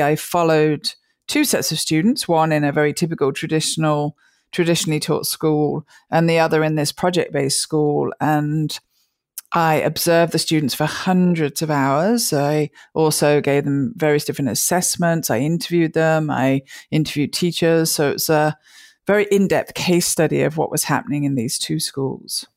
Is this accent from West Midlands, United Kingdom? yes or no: yes; near Birmingham, West Midlands, United Kingdom; moved away as an adult; also born or lived in Liverpool / London; now in United States; I grew up in the center of England, uh, near a town called Birmingham